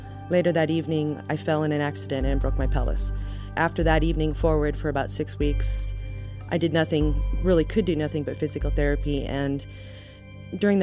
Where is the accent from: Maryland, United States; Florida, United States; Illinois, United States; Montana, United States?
Montana, United States; I am from Montana